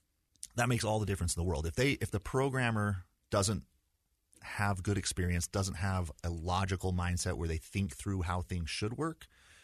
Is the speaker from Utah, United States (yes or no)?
yes; Provo, Utah, United States; So I was born in Provo and went to high school, or excuse me, started with kindergarten when I met Heather for the first time. So we grew up in kind of the same neighborhood. I had a pretty stereotypical Utah upbringing